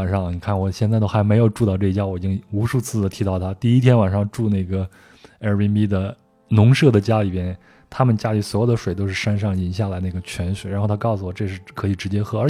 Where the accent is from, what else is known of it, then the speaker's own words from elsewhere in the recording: France; Chinese is a second language; 你像我们法国人来这儿都是去户外运动，攀个岩呀、溯个溪啊、徒个步啊啥的。